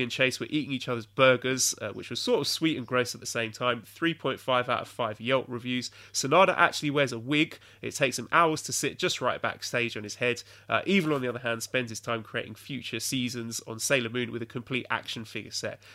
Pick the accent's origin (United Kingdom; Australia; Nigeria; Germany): United Kingdom; England; moved away; an Englishman